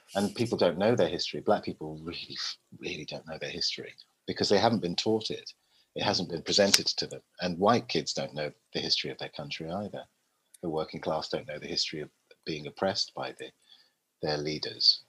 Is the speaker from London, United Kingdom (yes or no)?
yes; London, United Kingdom; moved away as an adult; also born or lived in Willesden Green / Tours, France / Twickenham; from the day I was born in Park Royal, northwest London, to to, to now, pretty much, apart from the, that sort of seven, eight year gap, I've always lived in England